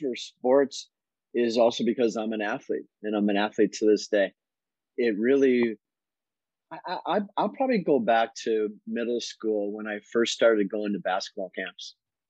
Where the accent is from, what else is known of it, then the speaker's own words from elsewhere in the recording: Menomonee Falls, Wisconsin, United States; moved away as an adult; also born or lived in Northern Virginia; So I'm from Wisconsin, grew up in Menominee Falls.